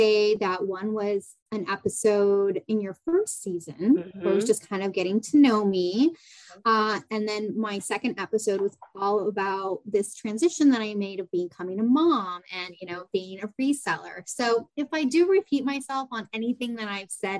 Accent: San Diego, California, United States; moved away as an adult; also born or lived in Boston area; I'm originally from San Diego, and that's where my family is

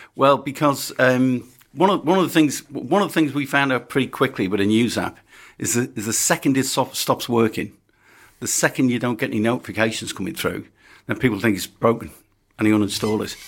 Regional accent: Birkenhead, North West England, United Kingdom; I was born in Birkenhead

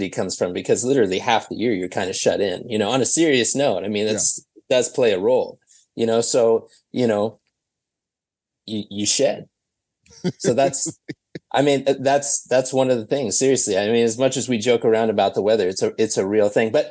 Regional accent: Minneapolis, Minnesota, United States; Thankfully, I'm not there right at this moment. I'm currently on tour in Atlanta, but yeah, yeah I'm from Minneapolis.

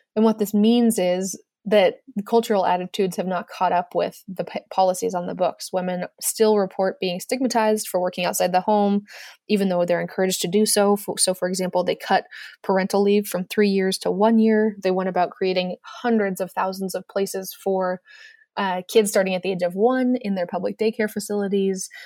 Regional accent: United States; as an American

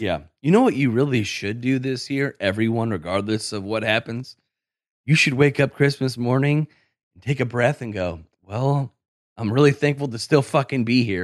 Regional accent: Syracuse, New York, United States; I'm from Syracuse

